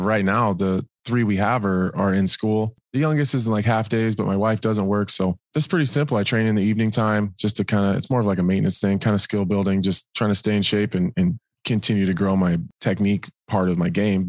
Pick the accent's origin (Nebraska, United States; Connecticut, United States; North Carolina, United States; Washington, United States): Nebraska, United States; I'm from Nebraska